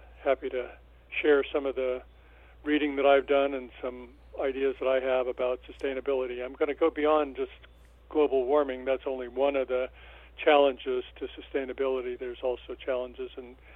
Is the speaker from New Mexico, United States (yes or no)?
yes; Albuquerque, New Mexico, United States; also born or lived in Oklahoma City, Oklahoma; I was born in Oklahoma City, the second of six boys. We weren't all born in Oklahoma City. The last two were born in Albuquerque, where I grew up, Albuquerque, New Mexico.